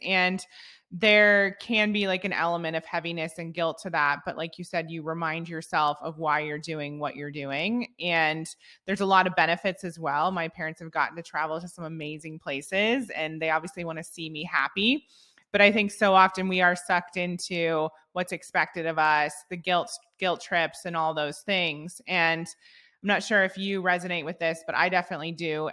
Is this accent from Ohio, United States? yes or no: yes; Ohio, United States; I'm from the Midwest as well. I'm from Ohio. I grew up with entrepreneurs all around me